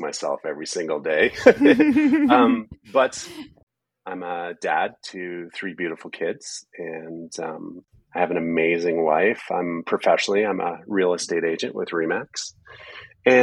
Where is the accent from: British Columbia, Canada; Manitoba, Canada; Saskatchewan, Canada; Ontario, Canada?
British Columbia, Canada; Prince George; moved away as an adult; also born or lived in Kelowna, British Columbia / Nelson, British Columbia; now in Calgary, Canada; I grew up between Prince George and Kelowna